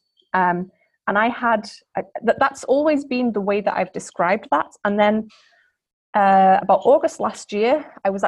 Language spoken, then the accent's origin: English; Liverpool, North West England, United Kingdom; I grew up in Liverpool